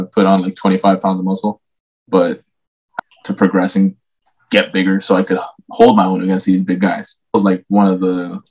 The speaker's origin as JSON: {"language": "English", "country": "Mexico", "lives_now": "United States", "said": "When I came in from Mexico, I came out here and I came in with a little bit of a like I'm 10 times more technical than all the guys here."}